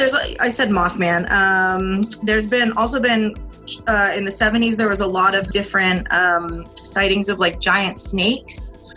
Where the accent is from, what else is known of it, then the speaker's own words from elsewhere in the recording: Attleboro, Massachusetts, United States; I grew up in Attleboro in the corner of Norton, and that's the bottom left corner of what's considered to be the Bridgewater Triangle.